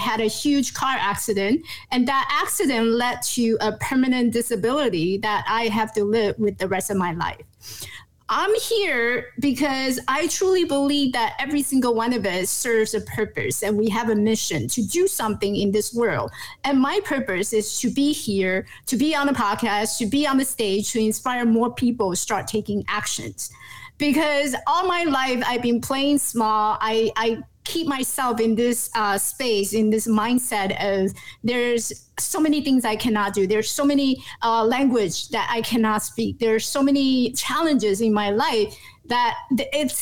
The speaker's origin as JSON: {"language": "English", "region": "New York", "country": "United States", "tie": "born or raised there", "also_born_or_lived": "Taiwan", "moved": "yes", "lives_now": "Los Angeles, United States", "said": "I actually grew up and went to school in New York, so I'm a totally 100% New Yorker attitude"}